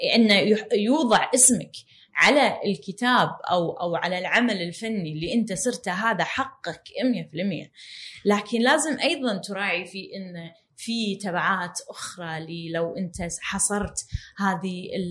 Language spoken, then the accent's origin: Arabic; Kuwait; عندنا بالكويت